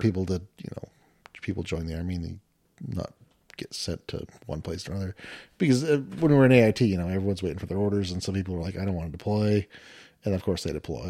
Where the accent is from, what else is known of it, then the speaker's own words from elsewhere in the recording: Washington, United States; moved away as an adult; grew up in Washington